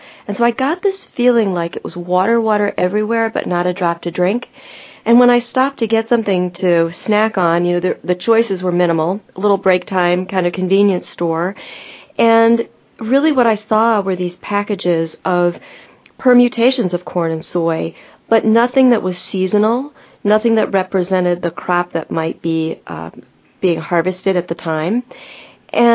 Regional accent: East Coast, United States; now in Midwest, United States; I actually grew up on the East Coast and relocated to the Midwest about 28 years ago.

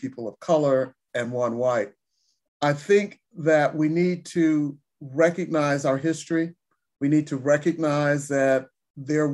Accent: Detroit, Michigan, United States; I grew up in Detroit, and my godparents lived near one of the new freeway construction routes

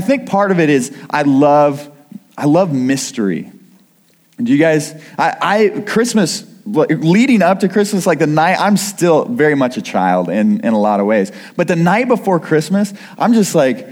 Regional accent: Kirksville, Missouri, United States; also born or lived in Iowa; now in Missouri, United States; I grew up in Kirksville, Missouri, but I haven't been in Missouri for a while

